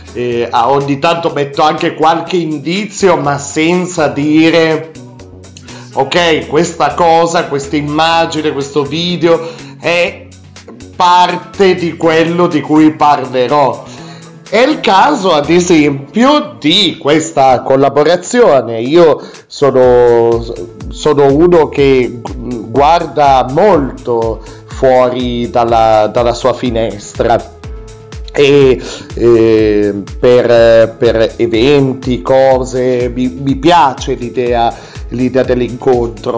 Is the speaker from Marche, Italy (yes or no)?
no; Piedmont, Italy; anch'io sono piemontese